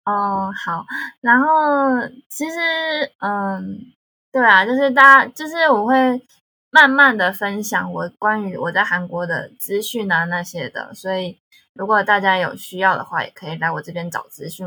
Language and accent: Chinese; Taiwan; accent: Taiwanese accent; moved away as an adult; now in South Korea; 我是台湾人